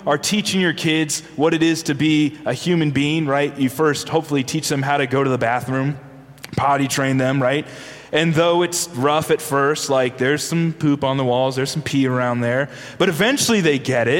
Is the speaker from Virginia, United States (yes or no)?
yes; Virginia, United States; I'm from Virginia